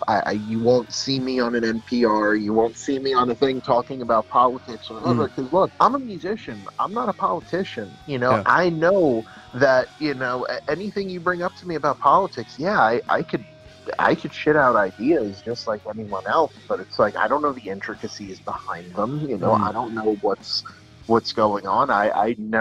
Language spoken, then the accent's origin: English; New York, United States; I'm from New York